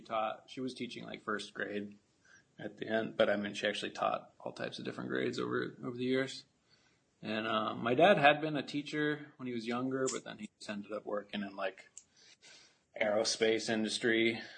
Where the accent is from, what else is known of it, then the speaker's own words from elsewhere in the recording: Washington, United States; born there; Born in Washington. My whole family, my parents are originally from Oregon. We were just living in Washington when I was born. I lived there for a couple years, but then we moved b